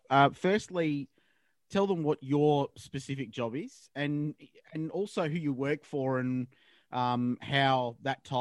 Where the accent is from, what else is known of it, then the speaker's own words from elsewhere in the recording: Australia; accent: Australian; moved away; And I haven't lost my Australian accent